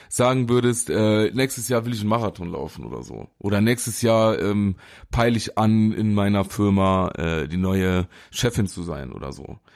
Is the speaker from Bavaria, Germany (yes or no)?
no; Saarland, Germany; Stehst du, den da kann man sagen als Saarländer.